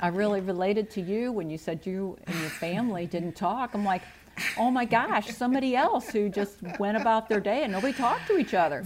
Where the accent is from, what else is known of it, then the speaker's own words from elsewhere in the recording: St. Louis, Missouri, United States; also born or lived in Scott Air Force Base, Illinois; I grew up in the Midwest, the St. Louis metropolitan okay. area.